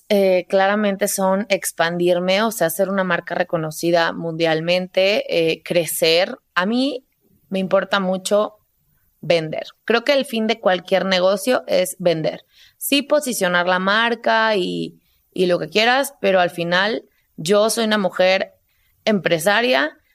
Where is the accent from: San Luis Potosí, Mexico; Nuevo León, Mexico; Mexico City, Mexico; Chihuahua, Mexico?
San Luis Potosí, Mexico; moved away; Porque no te platiqué, pero yo me salí de San Luis Potosí y la primera ciudad a la que fui fue a Monterrey.